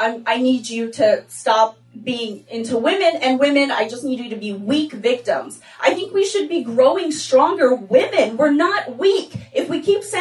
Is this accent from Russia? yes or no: yes; Russia; moved away; I'm originally from Russia. I grew up there.